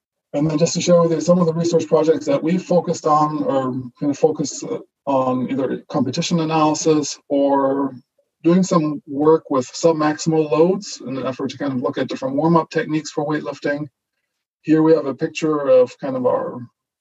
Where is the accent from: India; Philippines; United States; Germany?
Germany; first language German; English is a second language; moved away; also born or lived in British Columbia, Canada; I was born and raised in Germany. So German is my first language. And I actually learned how to speak English in Canada after my family immigrated to British Columbia in the mid-90s.